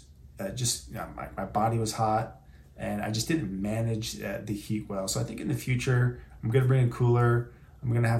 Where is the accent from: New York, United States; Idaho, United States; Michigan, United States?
Idaho, United States; Boise; I'm from Boise, Idaho